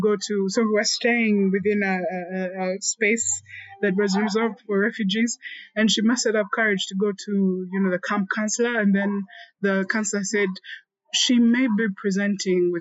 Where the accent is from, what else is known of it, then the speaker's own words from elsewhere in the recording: Uganda; Growing up in Uganda